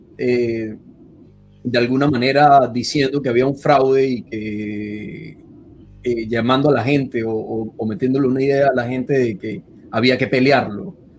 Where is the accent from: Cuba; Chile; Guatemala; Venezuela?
Venezuela; moved away as an adult; also born or lived in Buenos Aires, Argentina; now in Washington, United States; emigrar de salir de Venezuela fue un, un, paso bastante fuerte porque es como que sales y ya con la, con la idea de que no puedes volver. Y luego volver a repetirlo en Buenos Aires